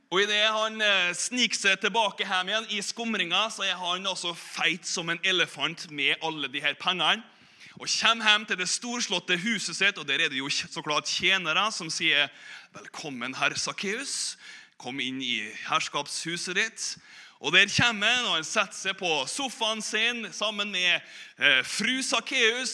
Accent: Korvåg, Møre og Romsdal, Norway; moved away; also born or lived in Bergen; på Korvåg, da, der jeg vokste opp

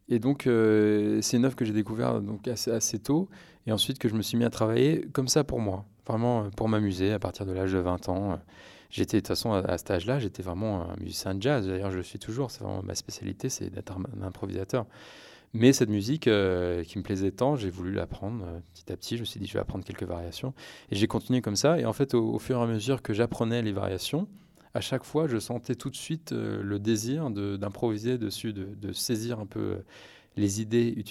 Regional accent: France; mes parents étaient, sont américains, mais j'ai vraiment, je suis né en France, j'ai fait toute ma scolarité dans le système français.

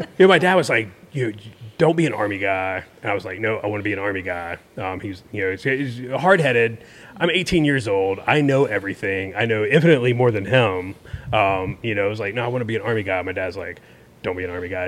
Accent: Tallahassee, Florida, United States; born and raised in Tallahassee

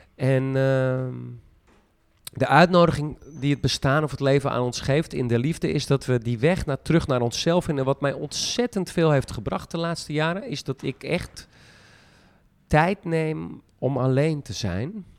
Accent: Friesland, Netherlands; ik kom uit Friesland

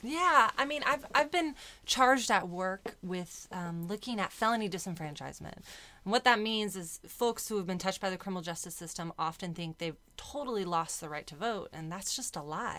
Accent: San Diego, California, United States; So I was born and raised in San Diego

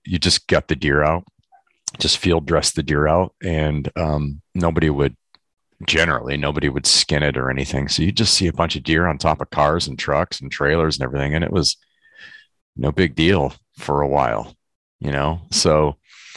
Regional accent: Michigan, United States; moved away as an adult; now in California, United States; I grew up in Michigan. I live in California now, but I grew up in Michigan for 20 some years.

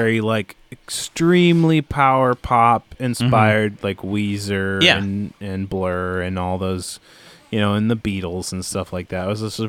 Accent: Minneapolis, Minnesota, United States; There's so many bands like that I from growing up in the Minneapolis scene

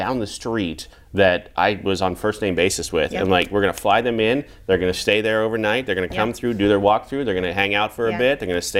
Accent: Kansas, United States; now in Nebraska, United States; I'm from Kansas. I can say this, like I live in Nebraska now.

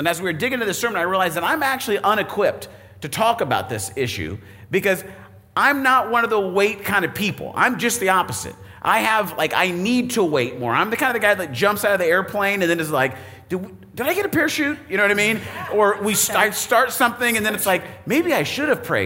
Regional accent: Arizona, United States; now in Indiana, United States; I grew up in Arizona.

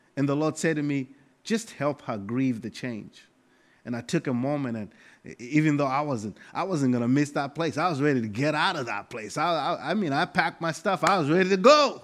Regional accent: Malawi; moved away as an adult; now in United States; I come from Malawi, Africa

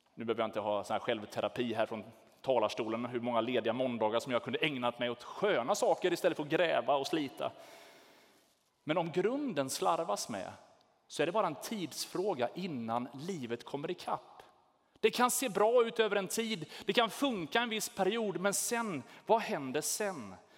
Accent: Sweden; vi är svenskar

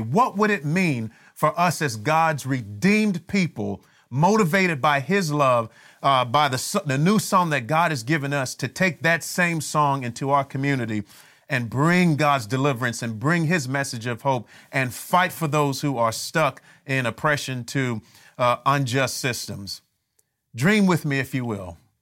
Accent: Miami, Florida, United States; when I was growing up in Miami

